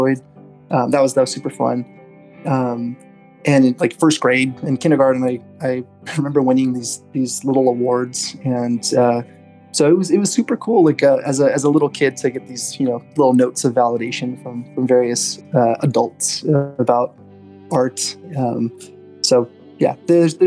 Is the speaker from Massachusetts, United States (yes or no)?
no; Southern California, United States; also born or lived in Glendale, California / Eagle Rock / Palmdale; I was born in Glendale, California, and spent most of my life in Southern California